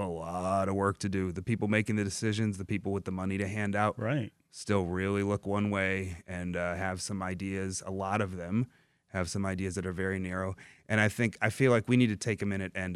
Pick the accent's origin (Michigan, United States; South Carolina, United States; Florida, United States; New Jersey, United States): Michigan, United States; Dearborn; I grew up in Dearborn